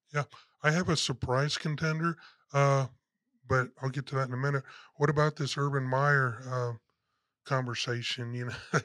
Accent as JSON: {"language": "English", "town": "San Antonio", "region": "Texas", "country": "United States", "said": "we're from San Antonio. So when we talk about the high school, we're talking about the local San Antonio area."}